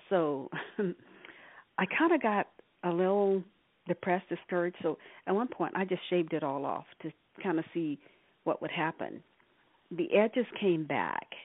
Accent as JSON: {"language": "English", "region": "Arkansas", "country": "United States", "moved": "yes", "lives_now": "California, United States", "said": "I've been living in California uh, for the past 40 plus years. I'm originally from Arkansas."}